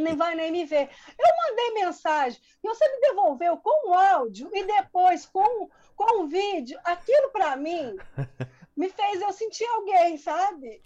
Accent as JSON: {"language": "Portuguese", "region": "interior of Minas Gerais", "country": "Brazil", "said": "eu sou de, do interior, bem do interior mesmo de Minas, que é uma cidade muito, muito pequena"}